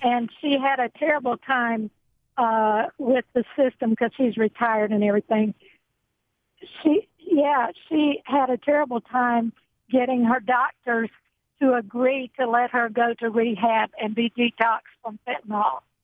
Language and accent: English; Chicago, Illinois, United States; now in Georgia, United States; We're we're from Chicago